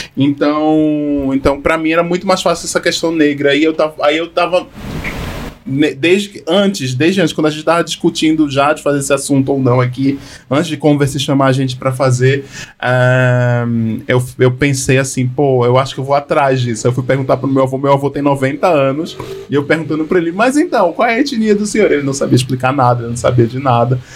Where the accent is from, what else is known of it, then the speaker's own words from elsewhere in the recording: Northeast Region, Brazil; Eu sou do Nordeste